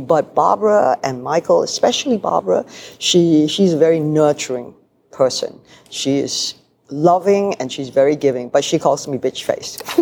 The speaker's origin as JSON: {"language": "English", "country": "Malaysia", "also_born_or_lived": "Hong Kong", "moved": "yes", "said": "I come from Malaysia where we are multiracial. We have Malays, Indians, Chinese"}